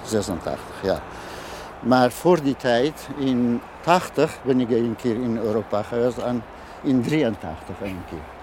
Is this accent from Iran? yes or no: yes; Iranian Kurdistan, Iran; Dutch is a second language; moved away as an adult; now in Almere, Netherlands; Ik kom uit Iran